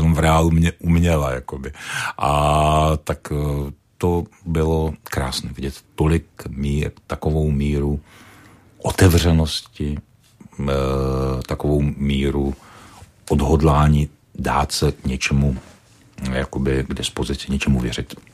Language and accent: Czech; Czechia; jsem Čech